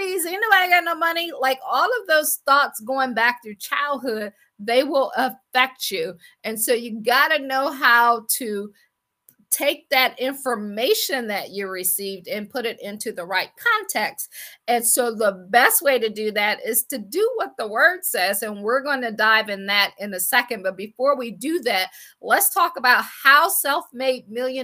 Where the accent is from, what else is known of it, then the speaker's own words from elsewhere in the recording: Akron, Ohio, United States; moved away as an adult; also born or lived in Washington, D.C. / Baltimore / Boston / Pittsburgh; I am from Akron, Ohio. I always like to say I grew up shy, sheltered in church basically 6 days a week